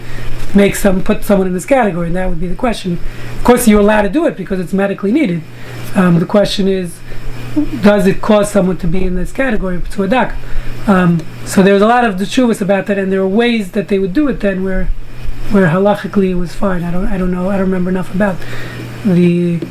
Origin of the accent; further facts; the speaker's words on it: New York City, New York, United States; when I was growing up in Brooklyn, you know, in the 60s